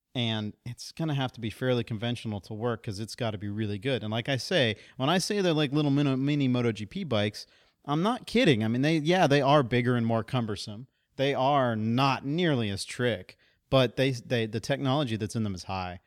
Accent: Central Texas, United States; In my hometown in Central Texas, the Honda shop was in the middle of nowhere

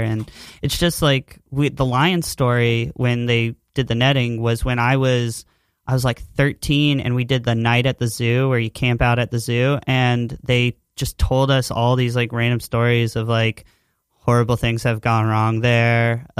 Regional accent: Thurmont, Maryland, United States; In high school, in my hometown, I worked at an independent zoo in Thurmont, Maryland.

